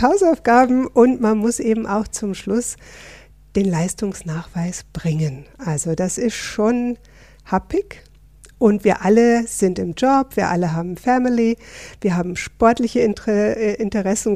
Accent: Northern Germany, Germany; moved away as an adult; now in Switzerland; Ich bin eine echte Norddeutsche, seit 28 Jahren in der schönen Schweiz

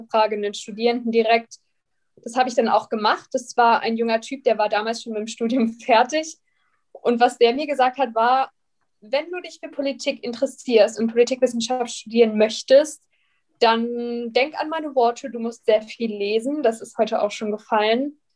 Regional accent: Bavaria, Germany; Ich komme aus der Nähe von München, habe dann die LMU genommen

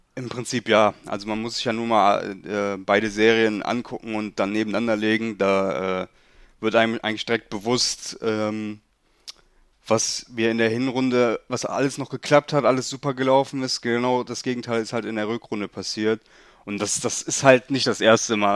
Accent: Leverkusen, North Rhine-Westphalia, Germany; also ich bin in Leverkusen geboren, wohne mein ganzes Leben auch schon hier

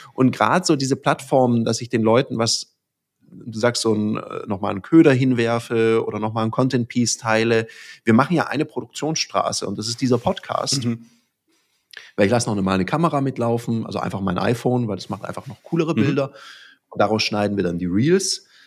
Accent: Southern Germany, Germany; im Schwäbischen, ich bin Süddeutscher

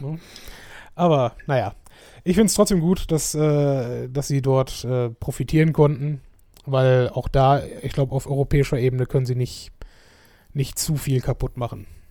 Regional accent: Schönebeck, Germany; moved away; bei uns in Schönebeck

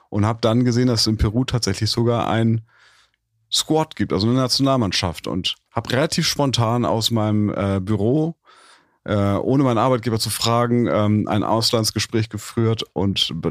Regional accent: Hamburg, Germany; Um das ganz kurz zu sagen, ich habe in Hamburg, Hamburg ist eine Hockey-Hochburg

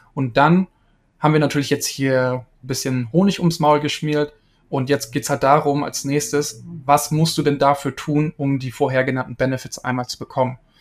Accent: East Frisia, Lower Saxony, Germany; ich komme ursprünglich aus Ostfriesland

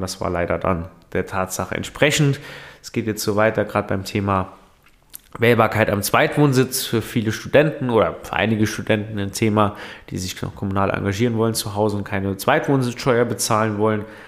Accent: Saarland, Germany; Bei uns im Saarland

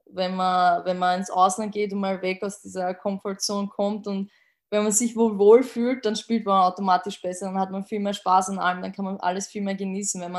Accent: Austria; aus Österreich.

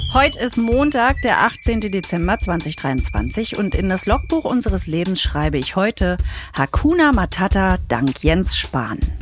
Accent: Saxony-Anhalt, Germany; bei uns in Sachsen-Anhalt

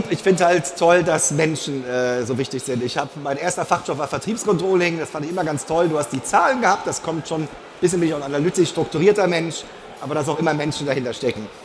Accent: Ludwigshafen, Rhineland-Palatinate, Germany; Ja, in Ludwigshafen geboren, weil mein Vater bei der BSF gearbeitet hat und dann als äh, Pfälzer erster FC Kaiserslautern-Fan.

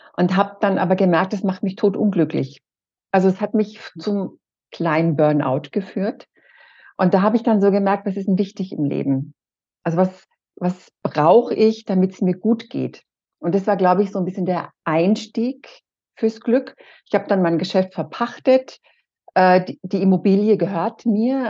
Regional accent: Erlangen, Bavaria, Germany; Ich komme aus Erlangen

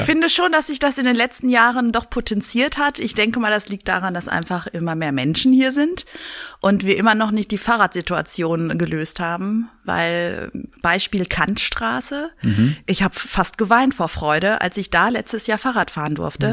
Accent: Berlin, Germany; Berlin ist meine Heimat

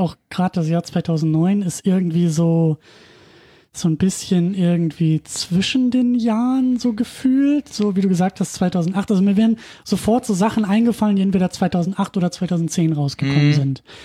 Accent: Husum, Schleswig-Holstein, Germany; moved away; in Husum damals noch geguckt, also in meiner Heimatstadt

